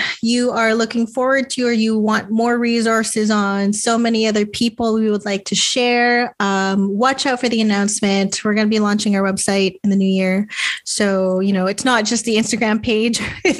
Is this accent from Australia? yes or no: no; Philippines; We love being Filipino. We love our culture. We love the Filipino culture.